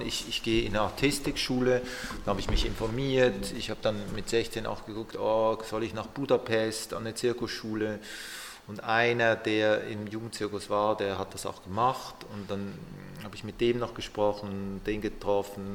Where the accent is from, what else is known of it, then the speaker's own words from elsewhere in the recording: Basel, Basel-Stadt, Switzerland; moved away as an adult; ich bin aus Basel weg, ich bin da aufgewachsen, habe die Ausbildung gemacht